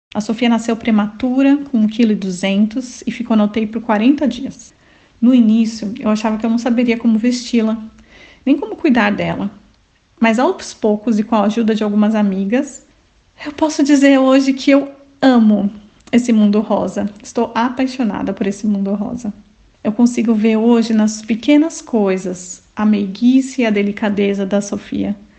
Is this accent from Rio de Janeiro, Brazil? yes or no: no; Paulista, São Paulo, Brazil; moved away as an adult; now in Milan, Italy; Nós somos paulistas e somos da Igreja Videira